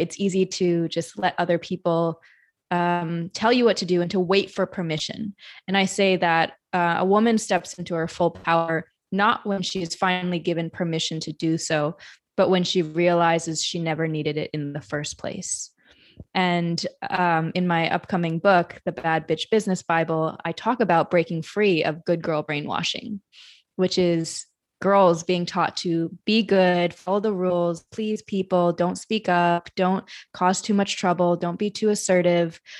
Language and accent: English; Madison, Wisconsin, United States; now in New York, United States; I grew up in Madison, Wisconsin